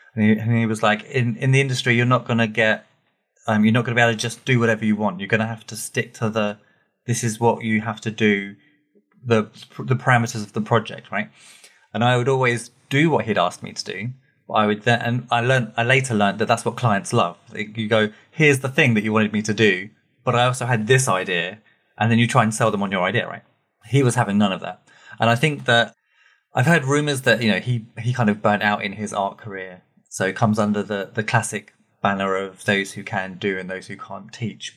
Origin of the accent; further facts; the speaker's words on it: Watford, East of England, United Kingdom; I grew up in a little town that it turns out more people know than I realized called Watford